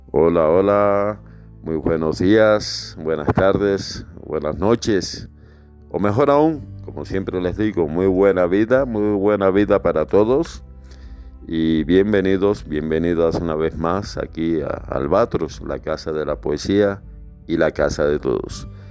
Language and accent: Spanish; Havana, Cuba; moved away; habanero, allá de mi terruño